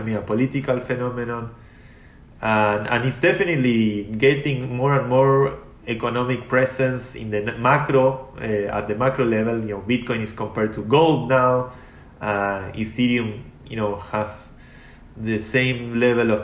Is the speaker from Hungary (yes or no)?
no; Argentina; I come from Argentina. I come from a poor country